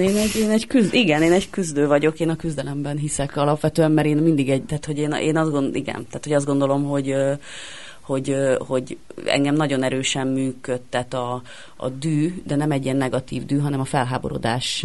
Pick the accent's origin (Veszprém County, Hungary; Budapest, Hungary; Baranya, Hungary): Budapest, Hungary; Pasaréten nőttem fel